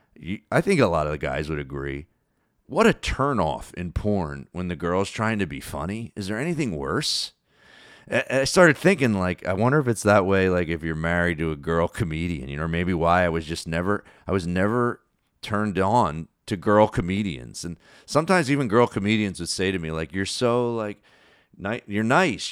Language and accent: English; New Jersey, United States; that I grew up with in South Jersey.